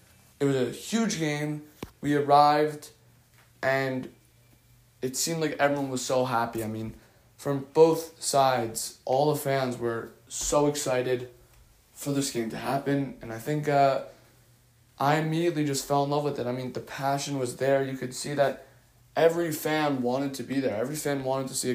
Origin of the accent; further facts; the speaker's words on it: New Jersey, United States; I'm 15 and I'm from New Jersey